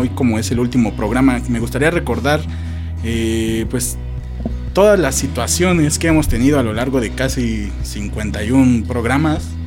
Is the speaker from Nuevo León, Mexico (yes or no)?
no; Mexico City, Mexico; de allá somos, de Iztapalapa